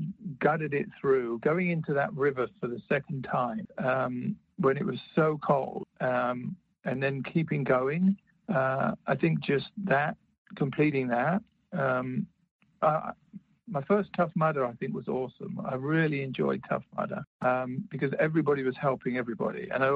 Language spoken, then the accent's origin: English; United Kingdom; I'm British, stiff upper lip and all that.